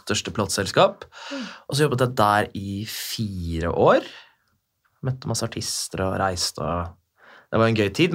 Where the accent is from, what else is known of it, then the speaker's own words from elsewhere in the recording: Bærum, Akershus, Norway; jeg er jo fra Bærum, der hvor du bor. Mm -hmm. Så gikk jo liksom skole